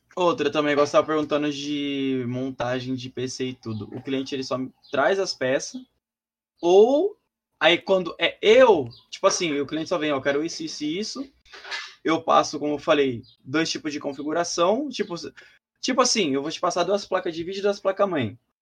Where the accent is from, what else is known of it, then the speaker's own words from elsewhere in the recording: São Paulo, Brazil; eu sou de Sampa